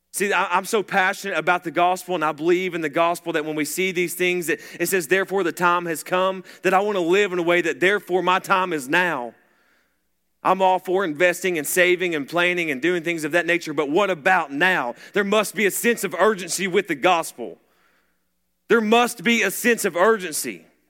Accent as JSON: {"language": "English", "town": "Clinton", "region": "Tennessee", "country": "United States", "said": "we're from Clinton. We're East Tennessee"}